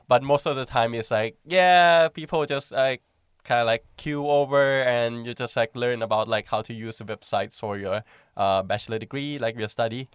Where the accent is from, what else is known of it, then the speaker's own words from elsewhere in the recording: Thailand; moved away as an adult; now in Finland; I'm from Thailand